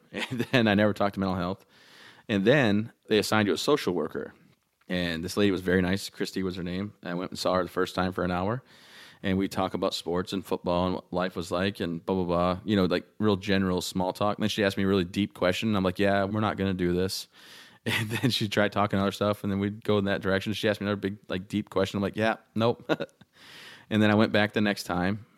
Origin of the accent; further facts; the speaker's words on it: Michigan, United States; also born or lived in Texas; now in Maine, United States; I'm from Michigan